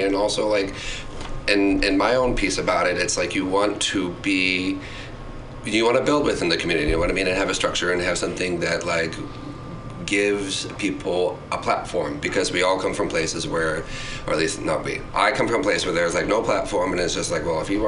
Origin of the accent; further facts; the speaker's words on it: Virginia, United States; accent: southern drawl; moved away; also born or lived in Chicago; I grew up in Virginia